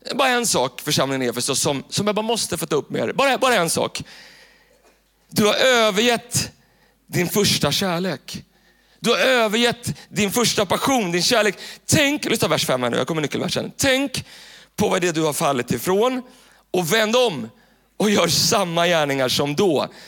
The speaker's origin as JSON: {"language": "Swedish", "town": "Tyresö", "region": "Stockholm County", "country": "Sweden", "tie": "born or raised there", "said": "Den kyrkan där jag växte upp, eh, i Tyresö, så finns det en, en pingstkyrka som heter, som heter Tyresö pingstkyrka. Och där växte jag upp"}